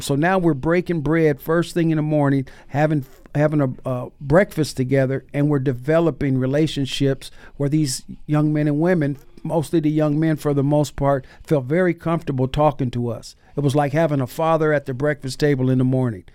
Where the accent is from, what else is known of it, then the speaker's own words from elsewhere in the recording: Bay Area, California, United States; now in Seattle, United States; when I was growing up in the Bay Area